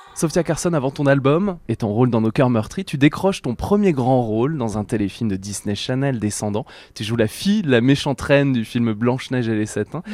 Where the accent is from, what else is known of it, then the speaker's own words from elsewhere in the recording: France; chez nous en Bretagne et Pays de la Loire